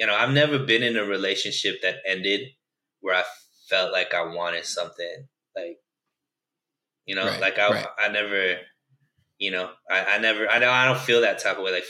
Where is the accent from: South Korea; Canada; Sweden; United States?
United States; growing up in America